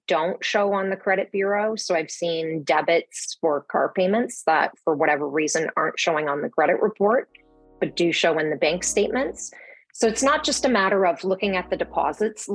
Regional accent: Belleville, Ontario, Canada; moved away as an adult; now in Toronto, Canada; So I grew up in Belleville, or as we call it, Belvegas. It's a small town in sort of between Toronto and Kingston.

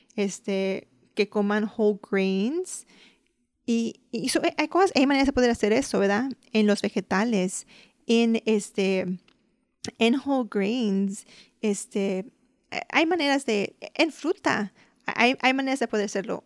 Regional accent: Mexico; Puede decir como los mexicanos, nosotros comemos huevos este, rancheros

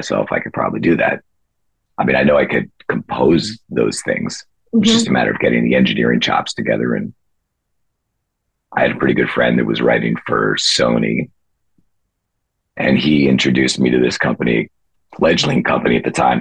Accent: Fairfield County, Connecticut, United States; I grew up in Fairfield County, Connecticut, which is kind of known for the finance industry.

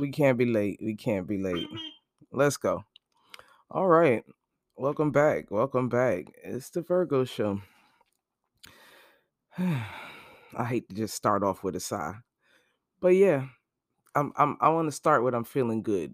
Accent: Brooklyn, New York, United States; moved away; also born or lived in New Jersey; I'm actually from Brooklyn, Brooklyn-born.

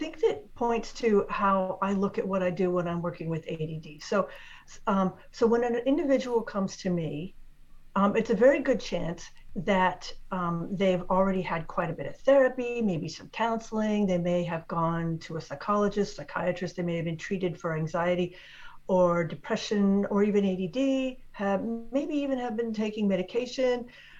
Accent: Washington, District of Columbia, United States; born there; I was actually born in Washington, D.C., which isn't even a state.

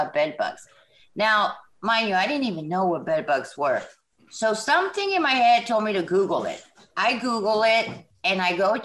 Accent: Southern California, United States; moved away as an adult; now in Jackson, United States; right now I'm in Jackson, Mississippi. I'm originally from Southern California

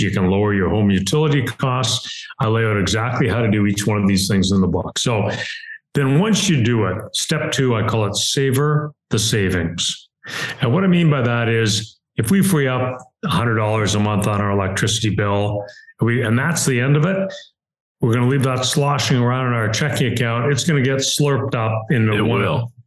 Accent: Canada; now in Cleveland, United States; I'm in Cleveland, Ohio. Uh, I'm a Canadian citizen and a U.S. permanent resident

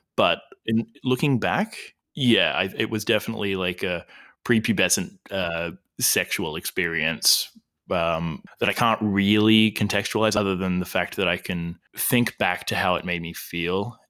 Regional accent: Albury, New South Wales, Australia; now in Melbourne, Australia; I'm originally from Albury, Wodonga, Australia

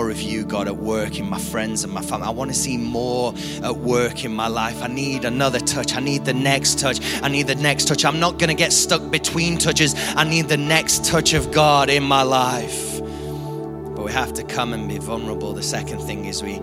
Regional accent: United Kingdom; we're British

